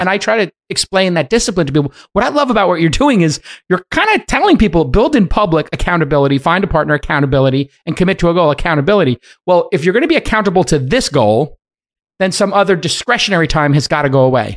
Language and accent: English; East Palo Alto, California, United States; I'm from the one that has east in it.